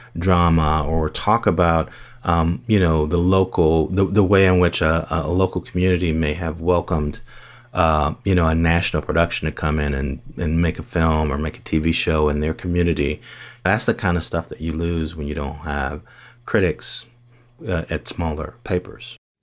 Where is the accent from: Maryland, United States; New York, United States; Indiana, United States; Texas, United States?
Indiana, United States; Gary; also born or lived in Bloomington; I grew up in Gary, Indiana